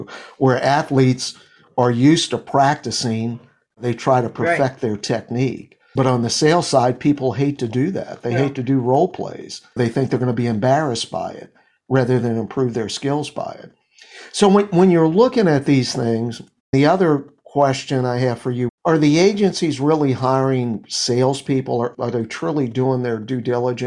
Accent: New Orleans, Louisiana, United States; My hometown

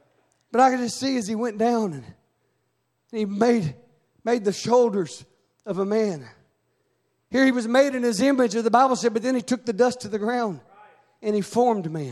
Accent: Arkansas, United States; I come from Arkansas, and there's a lot of pottery and Indian artifacts and stuff like

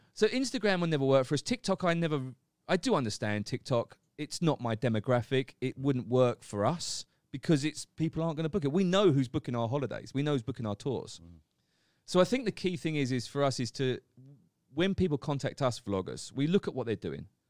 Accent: Essex, East of England, United Kingdom; moved away as an adult; now in Phuket, Thailand; as a kid, growing up in England in Essex.

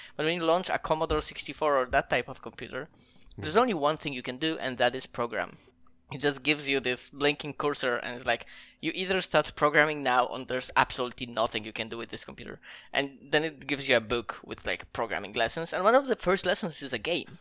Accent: Poland; I'm from Poland

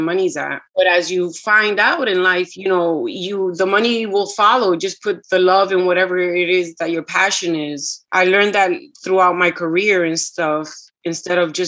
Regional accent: New York, United States; first language Spanish; also born or lived in Puerto Rico; the street that I grew up on in Washington Heights

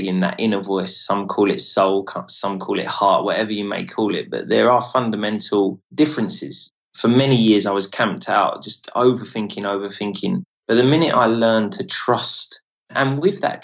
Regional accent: United Kingdom; being a British man

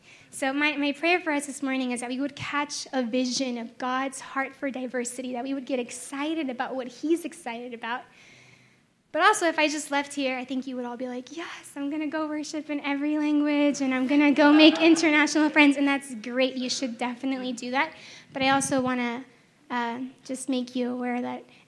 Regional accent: Texas, United States; first language Spanish; English is a second language; I was from Texas

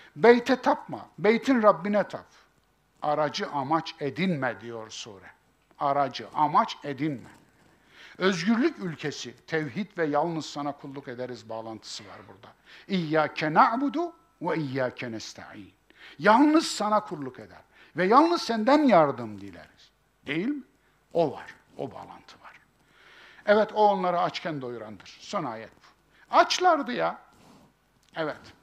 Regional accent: Kayseri Province, Turkey; bizim Kayseri İpek yolunun üzerindedir

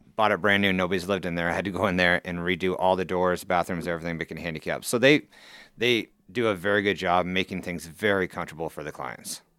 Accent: Council Bluffs, Iowa, United States; Council Bluffs, born and raised here

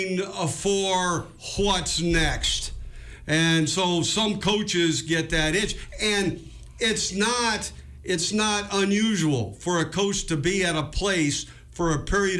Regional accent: Edmond, Oklahoma, United States; I was born in Edmond.

